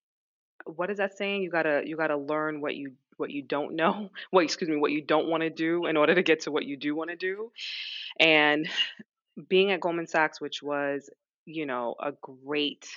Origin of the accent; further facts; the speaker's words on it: New York, United States; also born or lived in London; move back to New York. Moved back in with my parents